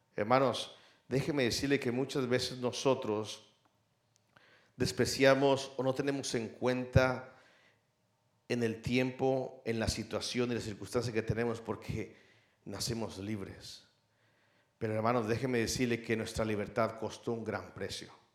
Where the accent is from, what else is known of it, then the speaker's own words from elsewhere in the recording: Mexico; now in United States; muchos aquí eh, eh, somos mexicanos